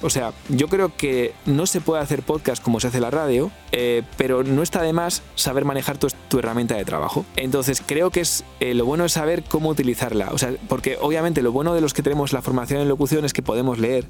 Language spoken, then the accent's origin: Spanish; Valladolid, Castile and León, Spain; moved away; estaba en Valladolid, que es la ciudad donde yo nací